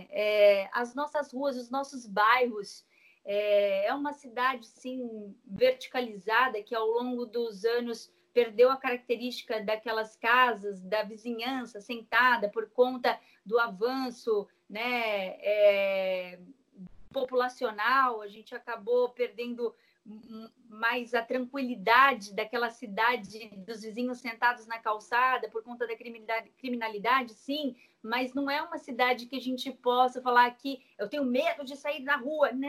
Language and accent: Portuguese; São Paulo, Brazil; É, eu nasci no Campo Grande, fui para o Marapé e hoje eu moro no Campo Grande.